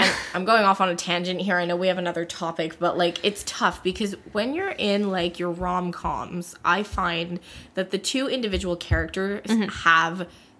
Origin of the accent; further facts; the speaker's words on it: North Carolina, United States; We're both from North Carolina.